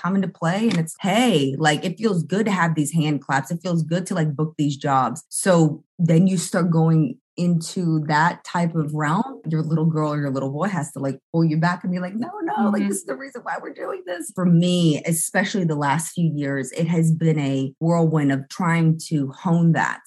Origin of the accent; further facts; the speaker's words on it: Pensacola, Florida, United States; moved away; I'm originally from Pensacola.